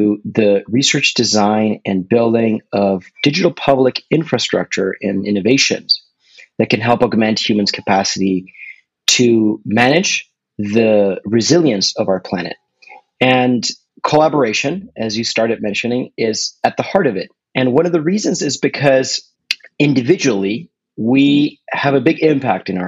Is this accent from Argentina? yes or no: yes; Argentina; moved away; also born or lived in California; I'm originally from Argentina, but I studied in California